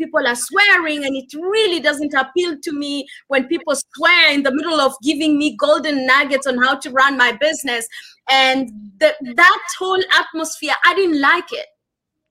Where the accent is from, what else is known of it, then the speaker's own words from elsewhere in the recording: Kenya; I'm Kenyan